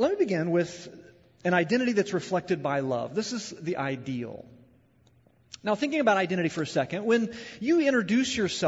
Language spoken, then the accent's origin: English; Southern Illinois, United States; I'm from the Midwest. I'm from Illinois. I'm from Southern Illinois